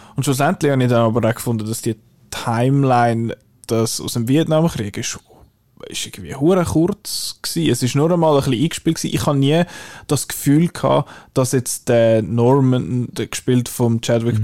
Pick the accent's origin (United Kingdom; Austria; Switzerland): Switzerland; Illnau, Zurich; Ich bin in Ilnau unter anderem aufgewachsen